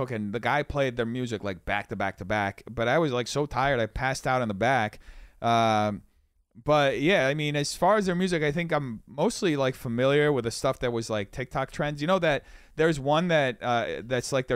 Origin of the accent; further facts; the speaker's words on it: Brazil; also born or lived in New York; now in Los Angeles, United States; I didn't grow up in America. I grew up in Brazil.